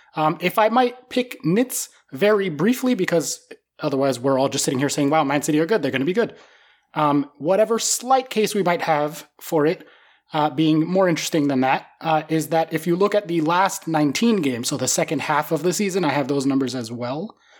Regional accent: United States; I'm an American

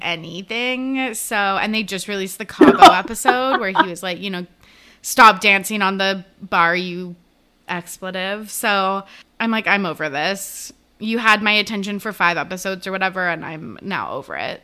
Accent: Canada; I am Canadian

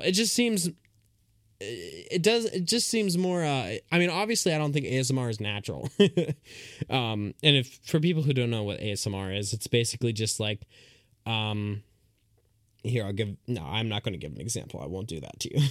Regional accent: United States; I'm an American

